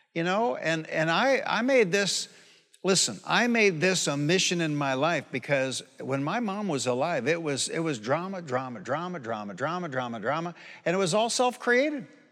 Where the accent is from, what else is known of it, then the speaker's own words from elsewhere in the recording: Detroit, Michigan, United States; moved away; I'm from Detroit.